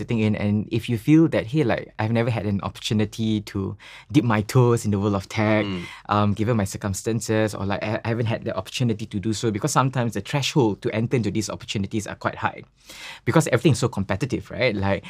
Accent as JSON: {"language": "English", "country": "Singapore", "said": "Like, I'm from Singapore, you know, this is what I've learned, or like what I'm observing. Here's a little one pager that might help you in your product design. Please, like, this is a suggestion I have from coming from Southeast Asia."}